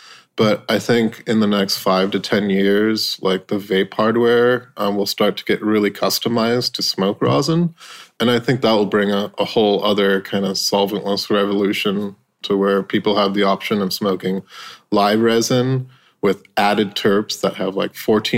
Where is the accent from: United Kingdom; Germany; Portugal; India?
India; That's kind of growing up in India and that kind of European influence in India.